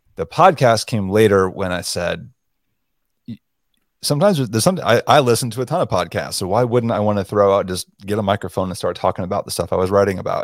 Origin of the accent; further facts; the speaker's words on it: South Florida, United States; moved away; also born or lived in Montana; I was born and raised in South Florida